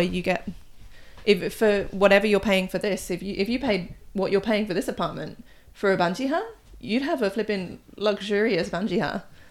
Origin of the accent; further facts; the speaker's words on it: United Kingdom; moved away as an adult; now in South Korea; I'm British, so I um I get my news from the BBC